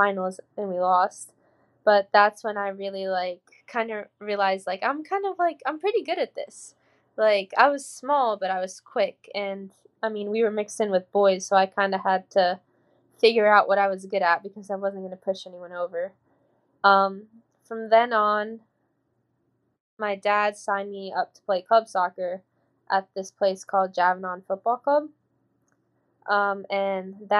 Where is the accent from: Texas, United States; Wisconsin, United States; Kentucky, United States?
Kentucky, United States; Louisville; I'm from Louisville. I'm not from Kentucky. When people ask me where I'm from, I'm from Louisville